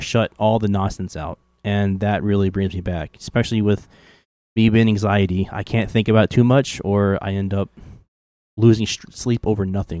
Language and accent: English; the South, United States; accent: southern; now I'm at the point to where I'm just so scared to, like, actually speak my southern accent.